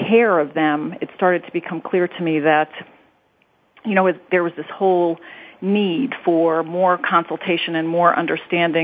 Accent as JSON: {"language": "English", "area": "Long Island", "region": "New York", "country": "United States", "tie": "born or raised there", "also_born_or_lived": "Chicago, Illinois", "moved": "as an adult", "lives_now": "Cincinnati, United States", "said": "East Coast trained, New York, Long Island girl coming to the Midwest"}